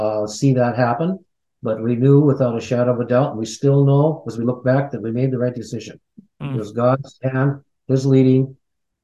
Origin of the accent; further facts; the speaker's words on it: United States; since we're American